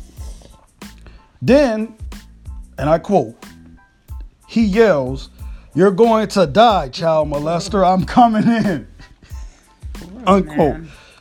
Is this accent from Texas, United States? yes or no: no; Jacksonville, Florida, United States; moved away; I grew up in that shit